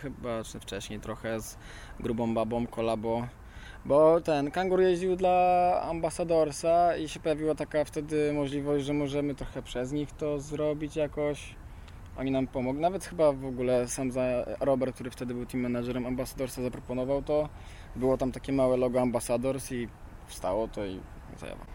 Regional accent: Łódź, Łódź Voivodeship, Poland; Jesteśmy z Łodzi

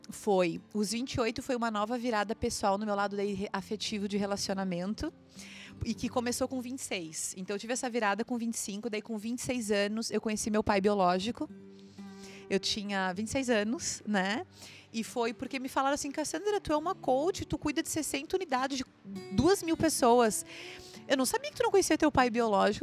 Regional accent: Santa Catarina, Brazil; also born or lived in Santo Ângelo, Rio Grande do Sul / Florianópolis; eu passei minha infância aqui em Santo Ângelo na região das Missões. A minha avó vive aqui. Eu sou de Santa Catarina, tenho 31 anos.

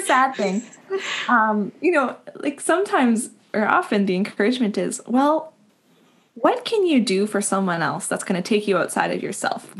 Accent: Winnipeg, Manitoba, Canada; moved away; I grew up in Winnipeg, and all of our extended family is is out here, out east

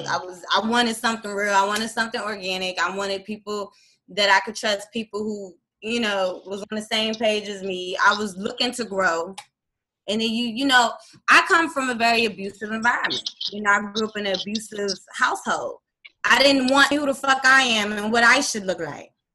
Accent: DMV area, United States; also born or lived in Hampton, Virginia; I was born in Hampton, Virginia and I was raised in the DMV area

